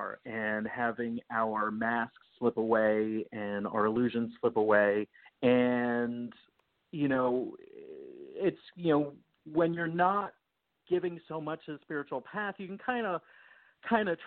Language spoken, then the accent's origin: English; Florida, United States; moved away as an adult; also born or lived in New Jersey; She decided she was going to move to Florida, and I was 8 years old